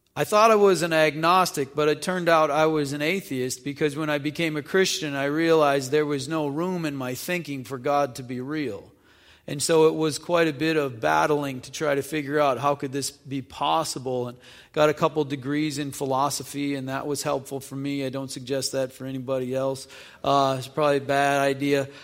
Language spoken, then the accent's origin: English; North Dakota, United States; moved away as an adult; also born or lived in Illinois; I grew up in North Dakota, and went to college in Illinois.